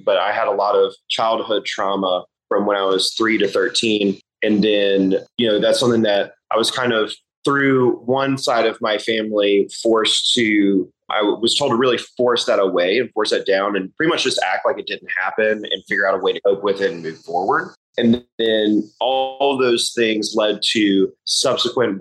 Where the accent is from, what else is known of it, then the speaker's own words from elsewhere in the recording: Charlotte, North Carolina, United States; I'm from Charlotte, North Carolina originally. I'm a fifth-generation Carolinian, seventh-generation North Carolinian, fifth-generation Charlottean